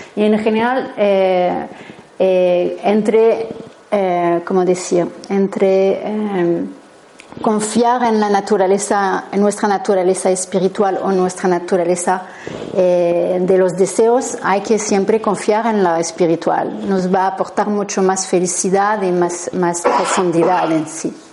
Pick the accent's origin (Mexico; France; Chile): France; Spanish is a second language; soy francesa, así que si notáis un acento es normal.